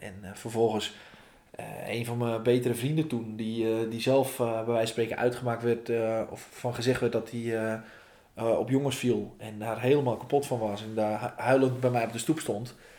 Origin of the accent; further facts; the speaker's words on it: Volendam, North Holland, Netherlands; ik kom uit Vallendam. Vallendam is het meest fantastische dorp van Nederland.